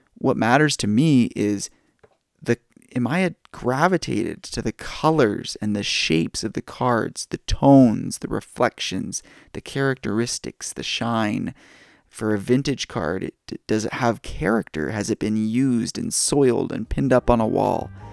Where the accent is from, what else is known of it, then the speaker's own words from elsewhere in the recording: Canada; I'm Canadian